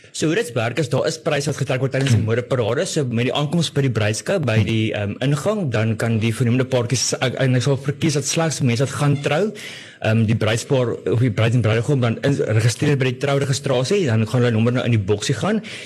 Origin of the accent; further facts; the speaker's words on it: Pretoria, Gauteng, South Africa; moved away; ek het in Pretoria groot geword